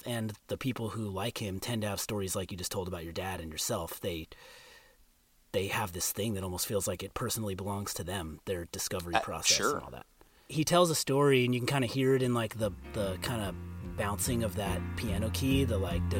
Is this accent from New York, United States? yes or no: no; California, United States; So I grew up in California. First Southern California, then Northern California.